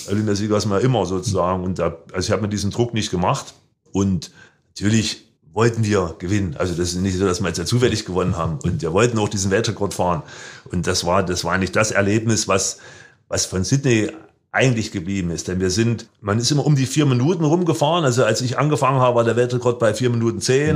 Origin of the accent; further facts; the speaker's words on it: Germany; als Deutscher